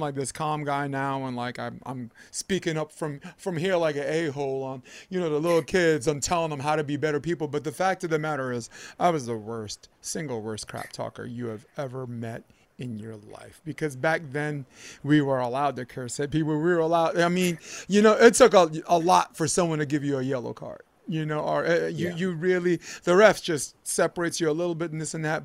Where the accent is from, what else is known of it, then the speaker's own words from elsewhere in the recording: New York, United States; moved away; I was a kid from New York